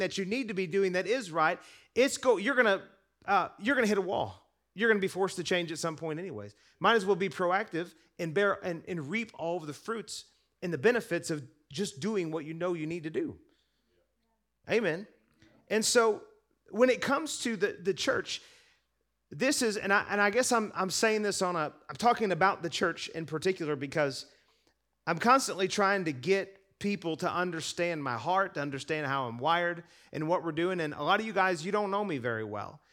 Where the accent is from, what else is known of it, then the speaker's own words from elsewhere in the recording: United States; I'm American